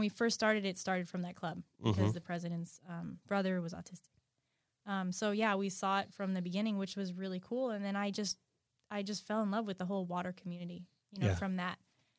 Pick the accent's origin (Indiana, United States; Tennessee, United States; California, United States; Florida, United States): Florida, United States; Lighthouse Point; I grew up in Lighthouse Point.